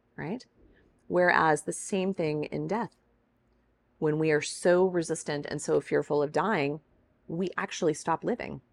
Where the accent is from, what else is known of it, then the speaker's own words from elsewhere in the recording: Kansas, United States; I'm a girl from Kansas.